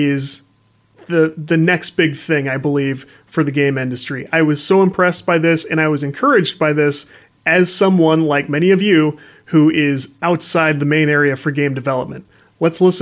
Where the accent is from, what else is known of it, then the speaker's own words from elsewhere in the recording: St. Louis, Missouri, United States; I'm from the St. Louis area. There's not a booming game industry market here